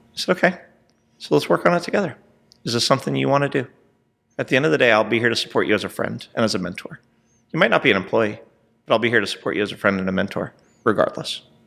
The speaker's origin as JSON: {"language": "English", "region": "Southern California", "country": "United States", "tie": "born or raised there", "also_born_or_lived": "New Jersey", "moved": "as an adult", "lives_now": "Texas, United States", "said": "I was born in New Jersey, and I was raised in Southern California"}